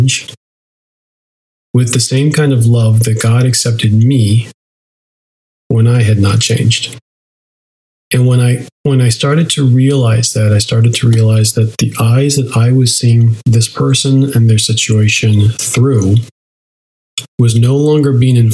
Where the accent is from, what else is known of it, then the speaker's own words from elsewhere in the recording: United States; we as an American culture